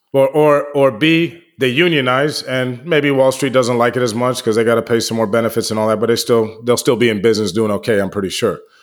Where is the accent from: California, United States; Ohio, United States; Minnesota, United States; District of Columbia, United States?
District of Columbia, United States; Washington; I grew up in Washington, D C